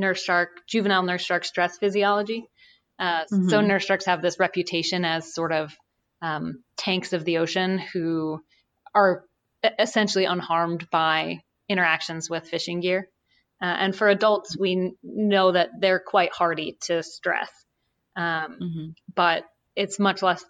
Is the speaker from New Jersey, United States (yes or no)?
yes; New Jersey, United States; I grew up in New Jersey, but my great grandparents lived in coastal South Carolina. So I spent summers down there as a kid